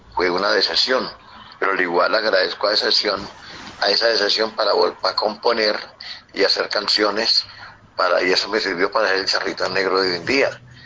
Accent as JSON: {"language": "Spanish", "town": "Ceilán", "region": "Valle del Cauca", "country": "Colombia", "tie": "born or raised there", "said": "en mi pueblo, Ceilán"}